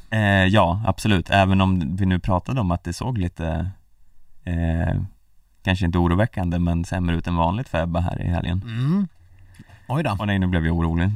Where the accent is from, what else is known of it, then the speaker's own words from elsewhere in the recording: Hälsingland, Gävleborg County, Sweden; Vi är välkomnande vi hälsingar